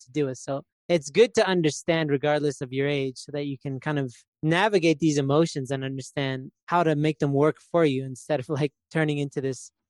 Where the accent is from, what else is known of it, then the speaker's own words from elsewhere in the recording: Canada; I'm from Canada